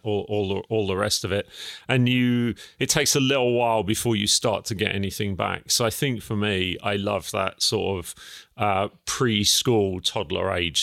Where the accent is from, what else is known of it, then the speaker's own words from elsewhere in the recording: Felixstowe, East of England, United Kingdom; also born or lived in Ipswich; I was actually born in Ipswich, but, um, my family, my parents lived in Felix Stowe. I was the first child to turn up. And, um, yeah, I was brought up in Felix Stowe, went to school in Felix Stowe.